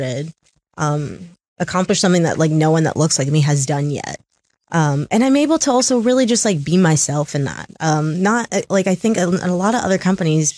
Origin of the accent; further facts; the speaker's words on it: Tacoma, Washington, United States; I'm from Tacoma, I still went to normal high school, went to Curtis High School